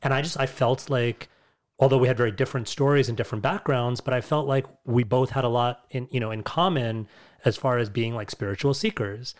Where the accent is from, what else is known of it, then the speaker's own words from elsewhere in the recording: New York, United States; Born and raised in the United States, in New York specifically